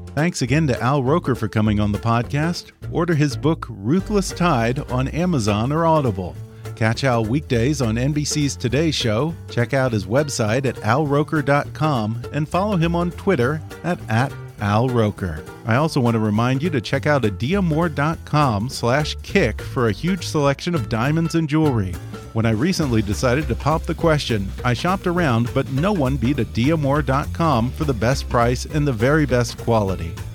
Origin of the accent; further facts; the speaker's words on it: Texas, United States; as a Texan